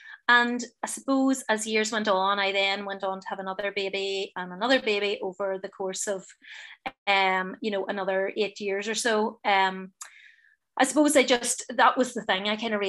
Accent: Enniskillen, Northern Ireland, United Kingdom; And I'm from Enniskillen, as I said earlier. So, you know, I want a group in Enniskillen.

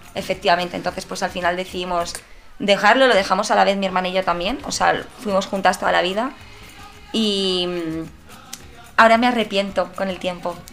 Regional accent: Madrid, Community of Madrid, Spain; also born or lived in Padul, Granada; tendría pues entre 14 y 16 años como muchísimo. Y aquí en Madrid mis padres no me dejaban salir

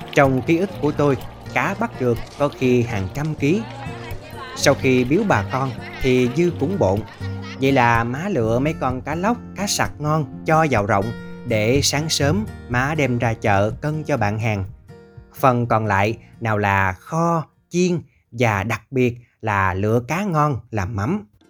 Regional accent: Mekong Delta, Vietnam; ở quê tôi, hầu như người lớn ai cũng thuộc lao cách làm mắm đồng

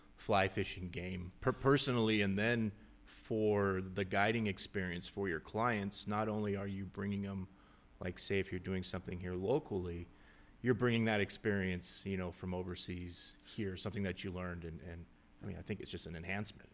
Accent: Southern California, United States; I grew up in Southern California

